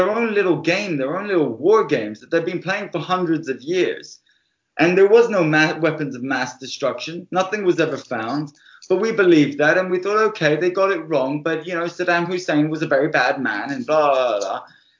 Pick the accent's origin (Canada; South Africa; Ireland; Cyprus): Cyprus; also born or lived in United Kingdom; I was raised both in the UK and I was raised in Cyprus. And when I went to Cyprus when I was 7 years old